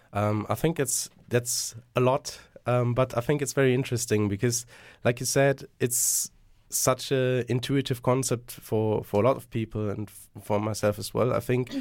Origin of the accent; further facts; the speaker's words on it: Germany; moved away; I'm originally from Germany.